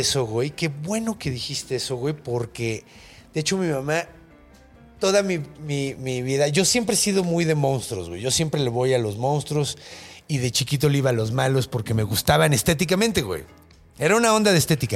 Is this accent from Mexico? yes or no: yes; Mexico City, Mexico; yo crecí en la Ciudad de México con una calidad de aire de mierda